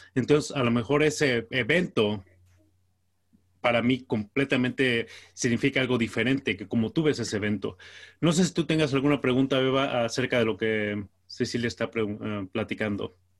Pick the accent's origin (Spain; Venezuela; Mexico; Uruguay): Mexico; yo soy mexicano